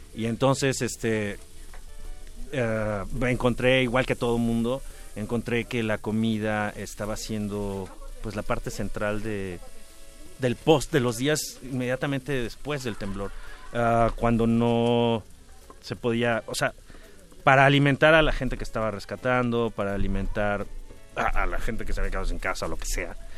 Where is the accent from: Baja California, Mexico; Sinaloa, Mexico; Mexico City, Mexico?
Mexico City, Mexico; yo vivía en la Roma cuando era niño y muy cerca, en la Roma